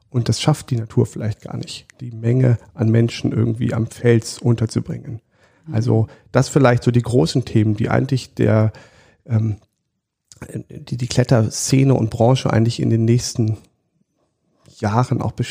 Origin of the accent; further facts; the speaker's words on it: Siegburg, North Rhine-Westphalia, Germany; ich bin im, in Siegburg groß geworden, also im, in der Nähe von Bonn